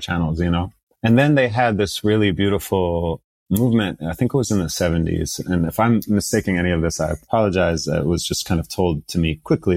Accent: United States; also born or lived in Saudi Arabia; to come to the US at the age of four, and start to grow up here

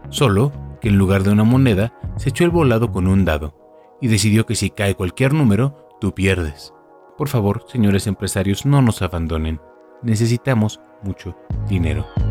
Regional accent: Mexico; Aquí en México

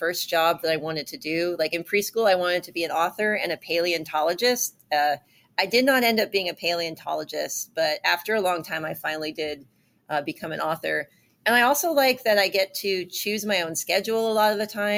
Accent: Iowa, United States; moved away; I went to elementary school in Iowa

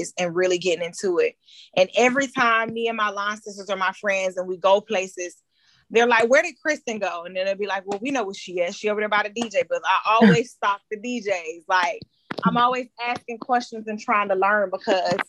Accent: Stockbridge, Georgia, United States; I grew up in Stockbridge, Henry County area

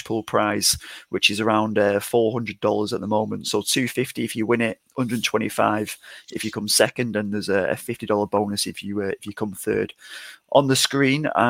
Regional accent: England, United Kingdom; accent: English; my English accent

